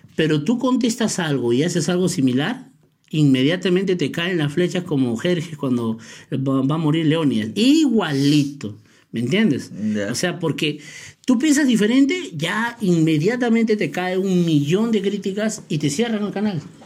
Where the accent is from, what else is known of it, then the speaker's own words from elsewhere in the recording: Peru; Así somos los peruanos